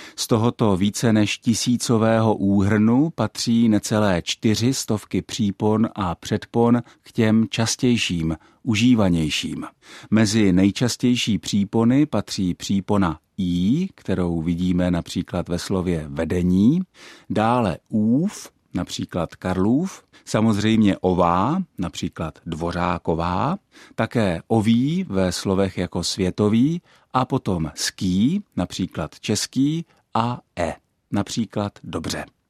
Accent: Czechia; first language Czech; náš mateřský jazyk

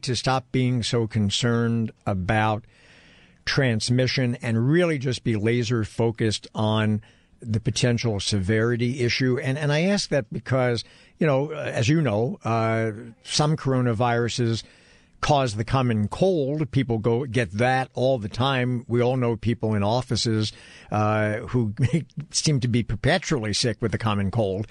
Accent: New York City, New York, United States; being a New Yorker myself

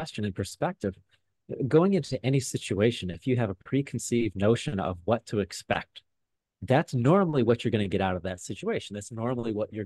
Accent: Midwest, United States; I was just a normal kid like anybody else growing up in the Midwest

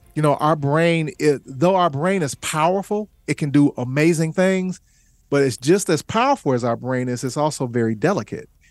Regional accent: Chicago, Illinois, United States; I came from the South Side of Chicago

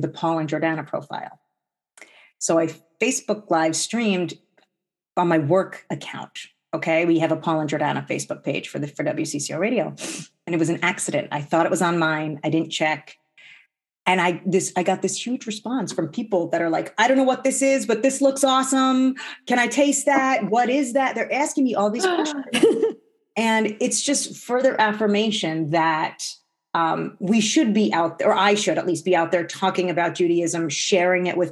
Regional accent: New Jersey, United States; now in Minnesota, United States; I grew up in New Jersey

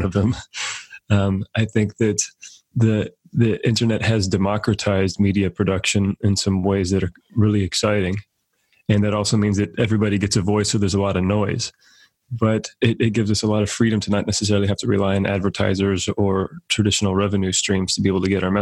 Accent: Central California, United States; as an American kid growing up in Central California

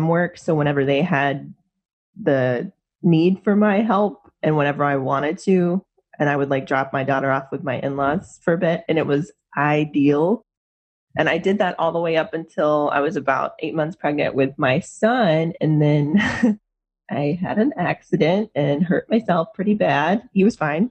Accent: Gastonia, North Carolina, United States; moved away as an adult; also born or lived in Raleigh, North Carolina; now in Portland, United States; I'm actually originally from Gastonia, so the Charlotte neck of the woods.

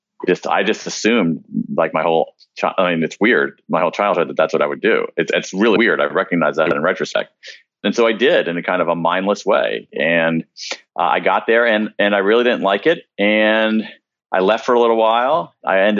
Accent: American Midwest, United States; I grew up in the American Midwest, middle-class kid

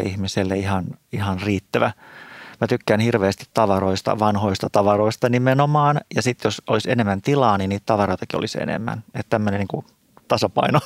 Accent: Espoo, Uusimaa, Finland; moved away as an adult; now in Helsinki, Finland; mä oon tämmöinen syntyperäinen espoolainen

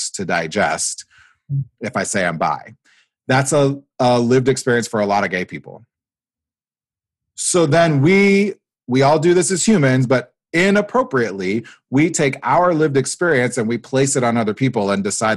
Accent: Nebraska, United States; moved away as an adult; also born or lived in Iowa; I grew up in Nebraska. I did my undergrad in Iowa

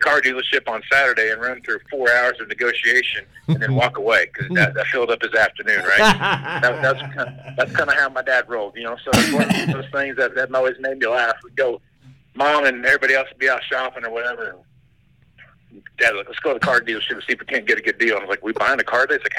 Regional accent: Wichita, Kansas, United States; moved away as an adult; now in Western Nebraska, United States; I grew up around Wichita, Kansas

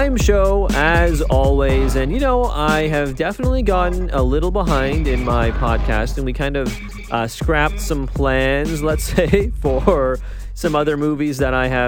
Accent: Ontario, Canada; I'm from Ontario

